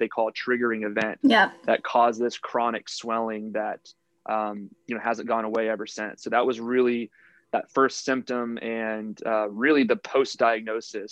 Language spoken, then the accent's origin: English; Houston, Texas, United States; I'm from Houston, Texas